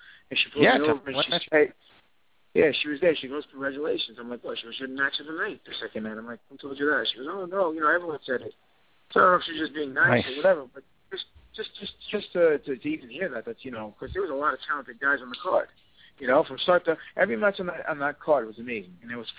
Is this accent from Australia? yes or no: no; New York, United States; even though I'm from New York